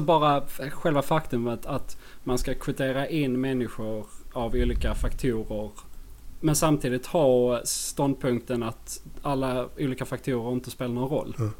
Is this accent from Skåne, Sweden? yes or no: yes; Skåne, Sweden; accent: Skånska; jag och … är ju, vi är båda från Skåne. Österlen